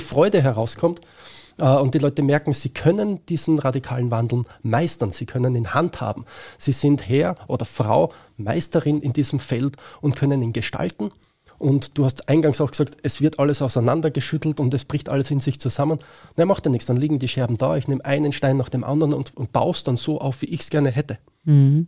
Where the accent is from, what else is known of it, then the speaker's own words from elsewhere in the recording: Austria; bei uns in Österreich